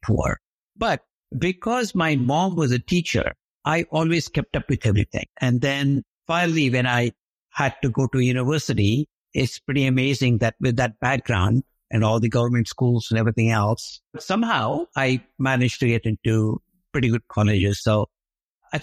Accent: India; moved away as an adult; now in United States; growing up in India

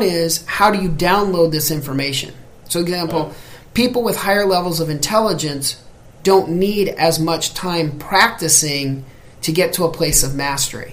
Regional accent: United States; I'm American

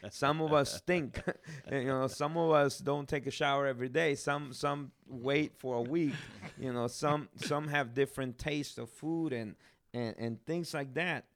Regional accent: Guatemala; moved away; I'm from Guatemala. I'm blessed to, to be there, uh, be born there.

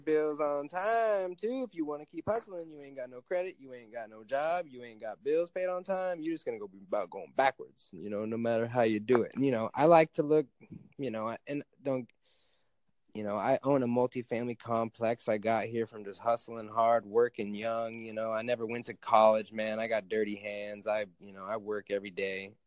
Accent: Alaska, United States; I live in Alaska. I grew up in Alaska.

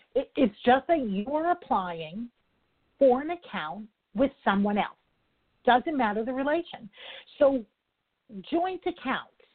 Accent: New York, United States; I'm a New Yorker

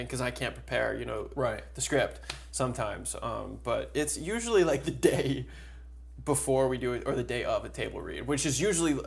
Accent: Virginia, United States; I grew up in Virginia and not from the industry at all

